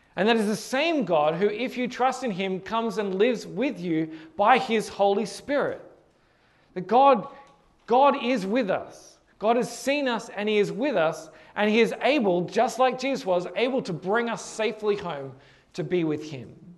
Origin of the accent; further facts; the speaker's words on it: Hornsby, New South Wales, Australia; from my house where I grew up in Hornsby